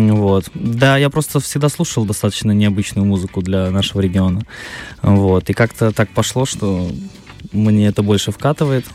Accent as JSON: {"language": "Russian", "town": "Tiraspol", "region": "Transnistria", "country": "Moldova", "tie": "born or raised there", "also_born_or_lived": "Moscow, Russia", "moved": "as an adult", "said": "Я родился в Тирасполе, проучился после школы год в ПГУ"}